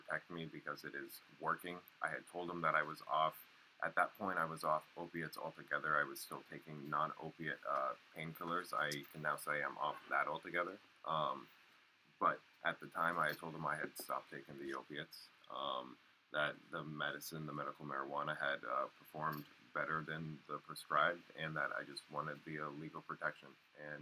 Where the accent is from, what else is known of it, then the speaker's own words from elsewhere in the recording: Northeast Kingdom, Vermont, United States; I'm up in the Northeast Kingdom. I've lived here pretty much my whole life